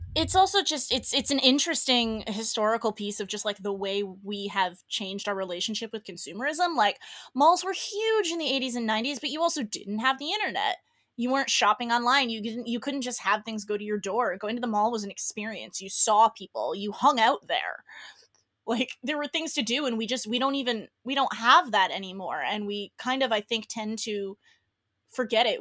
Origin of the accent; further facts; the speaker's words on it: Northeast, United States; now in Los Angeles, United States; regionally, I'm from the Northeast